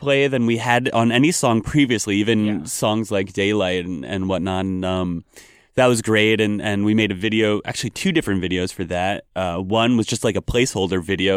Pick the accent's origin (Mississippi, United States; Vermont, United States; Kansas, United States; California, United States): Vermont, United States; I grew up in Vermont